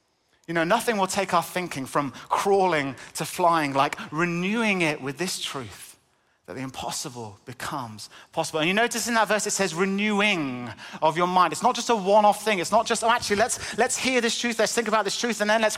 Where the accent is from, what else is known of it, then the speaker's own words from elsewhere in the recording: North West England, United Kingdom; accent: northern; now in Cambridge, United Kingdom; I was born and brought up in Cumbria in the northwest. 14 years in Cambridge has kind of knocked a lot of the accent out of me.